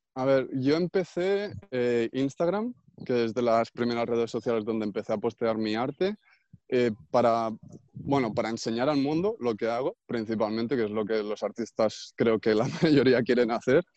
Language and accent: Spanish; Puigcerdà, Catalonia, Spain; en mi pueblo, que soy de Pucherda no hay bachillerato artístico